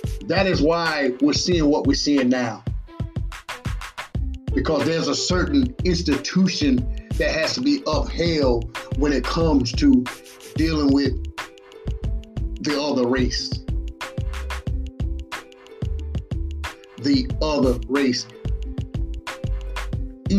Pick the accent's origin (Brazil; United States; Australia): United States; Batesburg-Leesville, South Carolina; right here in my hometown, Batesburg and Leesville